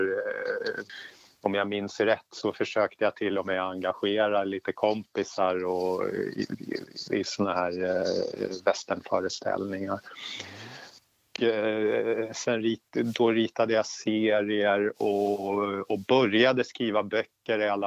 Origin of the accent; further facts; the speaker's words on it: Lotorp, Östergötland, Sweden; also born or lived in Stockholm; Jag, eh, jag är född i Stockholm, bodde där i åtta år. Sen så eh, packade vi ihop och eh, flyttade till Lotorp utanför Finspång.